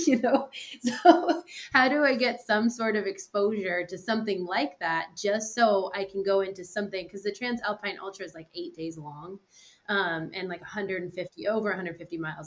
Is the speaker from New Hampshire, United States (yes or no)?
yes; New Hampshire, United States; I'm also from New Hampshire